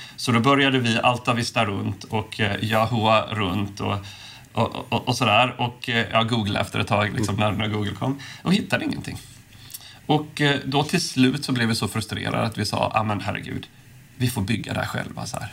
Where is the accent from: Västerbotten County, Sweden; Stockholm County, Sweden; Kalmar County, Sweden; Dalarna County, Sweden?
Kalmar County, Sweden; Påskallavik; moved away; also born or lived in Silicon Valley, United States; där jag är uppvuxen. Eller till och med utanför Oskarshamn, Påskalavik